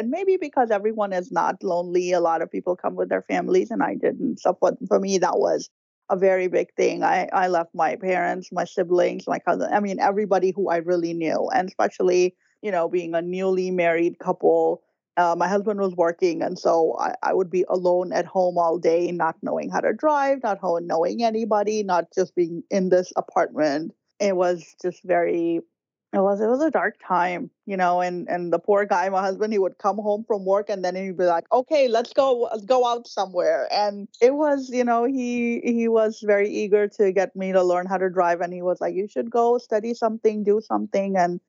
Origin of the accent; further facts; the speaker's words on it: Karachi, Sindh, Pakistan; moved away as an adult; now in United States; I was born in Karachi, Pakistan. I grew up there. I was in my early 20s when I got married, and my husband was already here in the U.S., also a Pakistani, but studying in Houston.